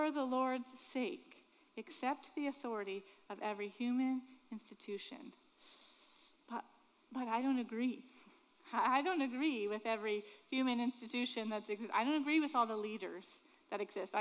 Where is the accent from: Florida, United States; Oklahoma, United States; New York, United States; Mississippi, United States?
Florida, United States; Sanford; I grew up in Sanford